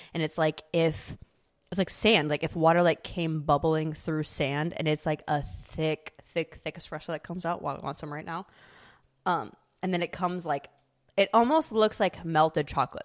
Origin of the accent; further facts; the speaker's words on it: Midwest, United States; growing up in the Midwest